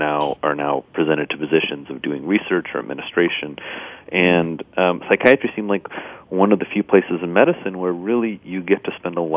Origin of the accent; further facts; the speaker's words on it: Indiana, United States; moved away; I grew up in Indiana on a farm